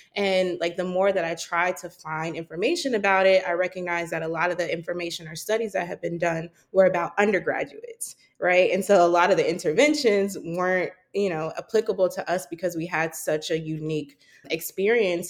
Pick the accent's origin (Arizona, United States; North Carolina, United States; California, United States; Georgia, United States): North Carolina, United States; Charlotte; moved away as an adult; also born or lived in New York City; I grew up in Charlotte, North Carolina